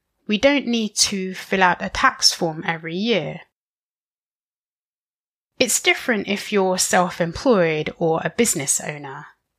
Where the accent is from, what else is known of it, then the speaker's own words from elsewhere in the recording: South West England, United Kingdom; moved away as an adult; now in France; I was born and raised in the UK, more specifically, the southwest of England. I identify myself as British more so than English